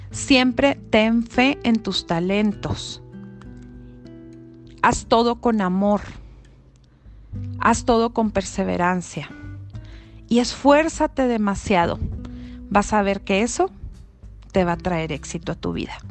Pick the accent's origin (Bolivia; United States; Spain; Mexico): Mexico; Chihuahua; soy de Chihuahua, Chihuahua, norteña de corazón